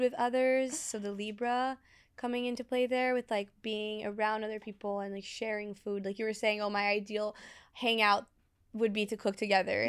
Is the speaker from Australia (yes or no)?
no; Brazil; born or raised there; moved away